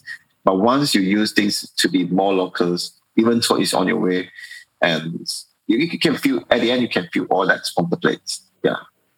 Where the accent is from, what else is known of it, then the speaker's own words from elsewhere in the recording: Malaysia; I decided to do something more related to my own roots, you know, as a Malaysian